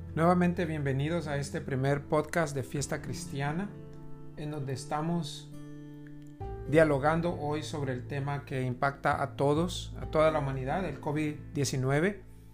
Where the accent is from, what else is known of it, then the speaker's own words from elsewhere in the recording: El Salvador; moved away; yo soy originario de El Salvador.